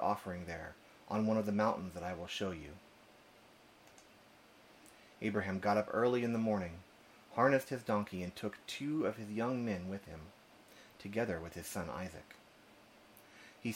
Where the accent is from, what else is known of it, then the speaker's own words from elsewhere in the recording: Austin, Texas, United States; also born or lived in Berkeley, California; I'm from Austin, Texas